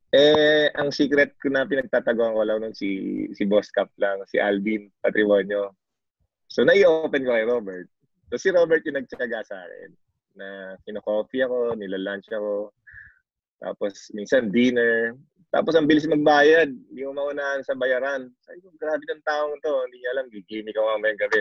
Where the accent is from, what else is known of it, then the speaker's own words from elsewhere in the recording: Orion, Central Luzon, Philippines; dito sa Orion, dito sa hometown ko